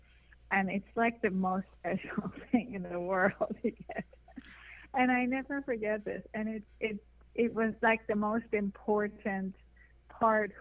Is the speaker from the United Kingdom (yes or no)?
no; Iran; moved away as an adult; also born or lived in Hollywood; now in United States; I'm Persian. I was born and raised in Iran